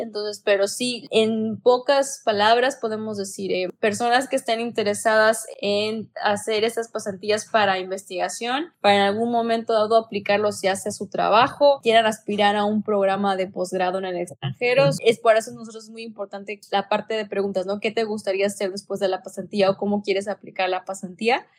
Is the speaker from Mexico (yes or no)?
yes; Mexico; moved away as an adult; also born or lived in Manchester, England; now in Montreal, Canada; soy mexicana